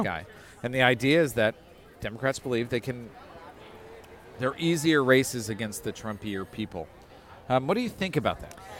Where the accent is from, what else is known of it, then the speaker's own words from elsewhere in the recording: outside of Detroit, Michigan, United States; moved away; I grew up outside of Detroit